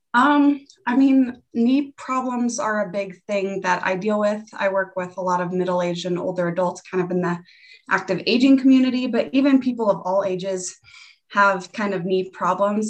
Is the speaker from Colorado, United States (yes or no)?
yes; Greeley, Colorado, United States; also born or lived in Severance, Colorado; I was born in Greeley, Colorado, and I currently live in Severance, Colorado, which is like 15 minutes away from my hometown